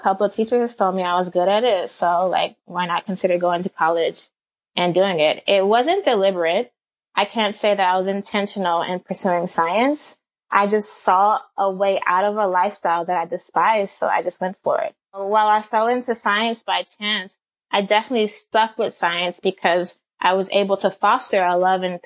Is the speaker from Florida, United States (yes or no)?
no; Atlanta, Georgia, United States; I grew up in Atlanta, Georgia.